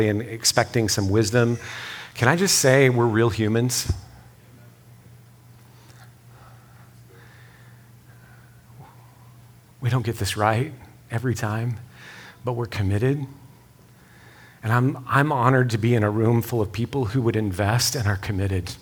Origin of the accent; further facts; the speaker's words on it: West Texas, United States; I'm from West Texas. So we say things like, hey, y'all